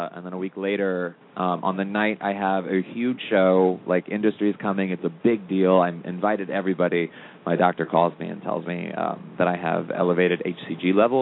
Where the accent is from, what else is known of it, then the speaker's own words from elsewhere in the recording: St. Louis, Missouri, United States; moved away; also born or lived in Los Angeles; from St. Louis, Missouri, originally